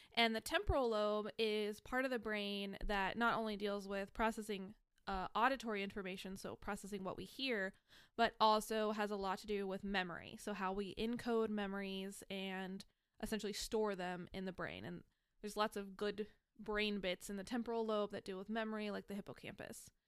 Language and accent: English; United States; growing up in America